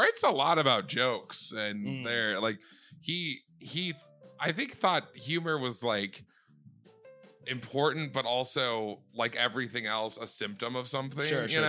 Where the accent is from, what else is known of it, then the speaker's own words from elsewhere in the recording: Midwest, United States; I'm from the Midwest.